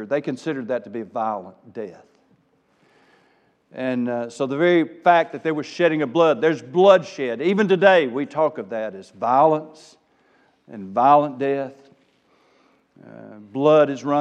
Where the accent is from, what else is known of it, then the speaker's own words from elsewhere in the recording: South Arkansas, United States; accent: South Arkansas; Forgive my South Arkansas coming out